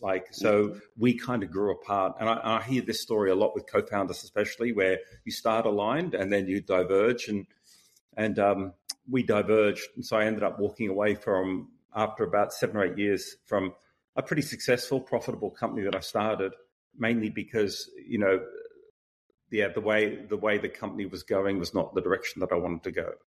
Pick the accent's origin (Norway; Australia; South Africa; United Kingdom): Australia; moved away; also born or lived in Boston; being Australian